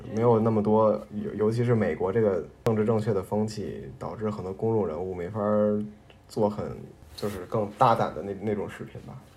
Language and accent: Chinese; Beijing, China; 我是北京人